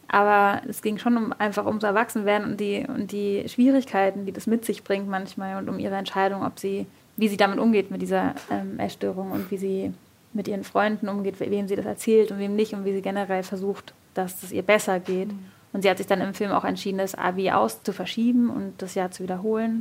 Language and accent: German; Berlin, Germany; Ich bin in Berlin geboren